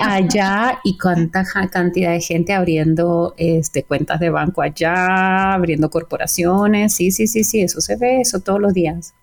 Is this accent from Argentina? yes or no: yes; Argentina; como decimos en Argentina